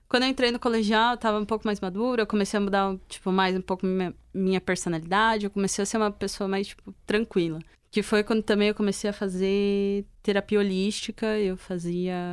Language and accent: Portuguese; Caraguatatuba, São Paulo, Brazil; eu saí de São Paulo e mudei para pra Caraguá, que é o litoral norte de São Paulo